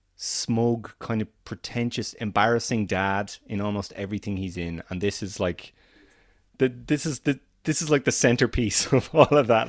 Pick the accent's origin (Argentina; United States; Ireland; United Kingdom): Ireland; as an Irishman